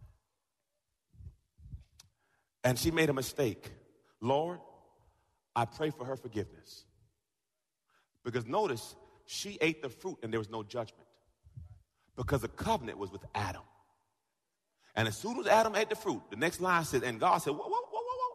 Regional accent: Jamaica; I'm Jamaican

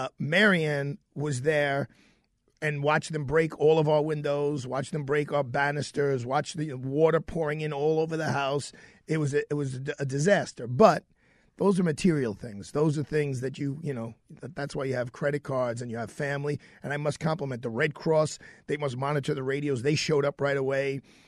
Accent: New York City, New York, United States; being a New Yorker.

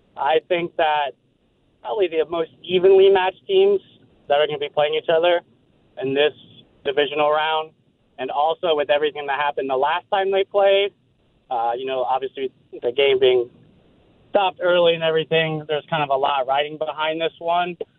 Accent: Columbus, Ohio, United States; moved away as an adult; now in Vienna, United States; I'm from Columbus, Ohio. Just moved up in the area

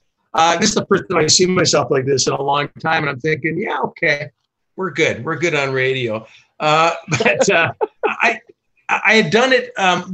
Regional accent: Vancouver, British Columbia, Canada; I grew up in Vancouver.

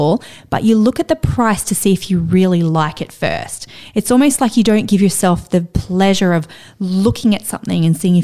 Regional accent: Central Coast, New South Wales, Australia; I grew up on the Central Coast. I grew up with a single mom in housing commission

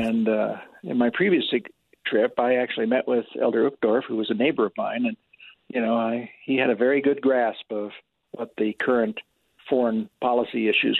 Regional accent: Salt Lake City, Utah, United States; here I am a guy from Salt Lake

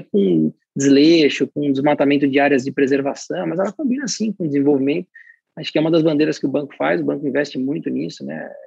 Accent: Brazil; como brasileiro

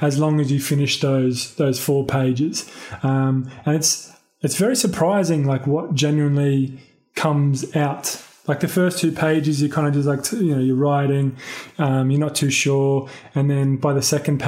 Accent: Sydney, New South Wales, Australia; I grew up in Sydney, Bardwell Park, more specifically, and then moved to Blakehurst, which is like down south for a bit, and then kind of settled in the inner

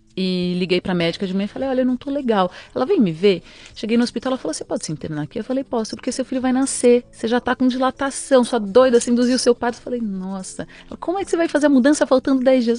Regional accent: São Paulo, Brazil; Eu nasci em São Paulo, sou paulistana da Avenida Paulista

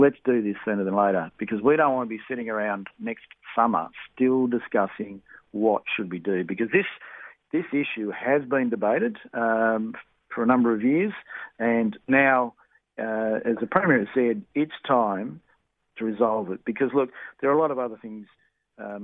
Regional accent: Broken Hill, New South Wales, Australia; I come from New South Wales, Broken Hill

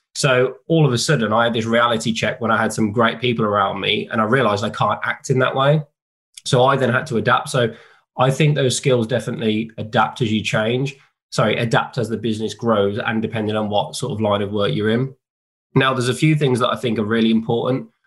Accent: West Midlands, United Kingdom; I grew up in the in the West Midlands where I still live now

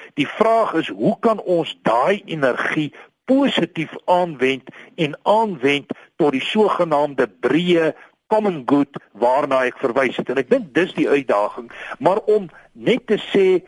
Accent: South Africa; ons as Suid-Afrikaners

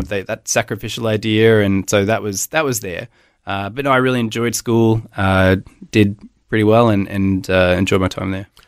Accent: Melbourne, Victoria, Australia; born or raised there; moved away as an adult; also born or lived in Hobart, Tasmania / Gosford; now in Brisbane, Australia

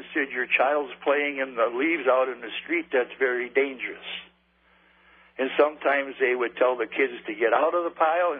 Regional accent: La Crosse, Wisconsin, United States; I'm an old hungry pointer from the south end of La Crosse.

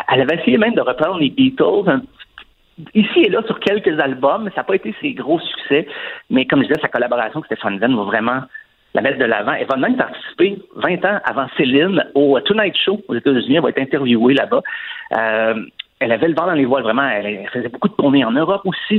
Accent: Saint-Claude, near Asbestos, Quebec, Canada; mon coin de pays, en fait, Saint-Claude, qui est juste à côté d'Asbestos.

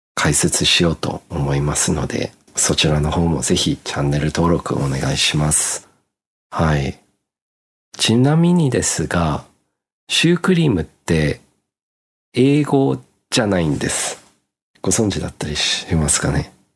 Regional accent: Australia; now in Japan; 僕の実家の場合は、オーストラリアですので

